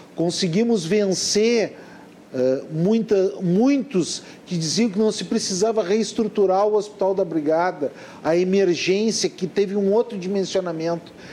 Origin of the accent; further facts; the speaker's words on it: Porto Alegre, Rio Grande do Sul, Brazil; eu nasci no Ernesto Dornelles